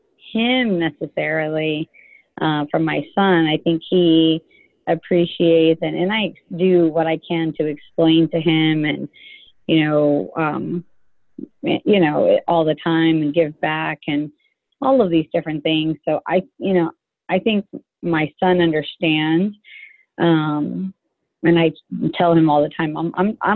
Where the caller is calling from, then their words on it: Dallas, Texas, United States; I'm calling actually from Dallas.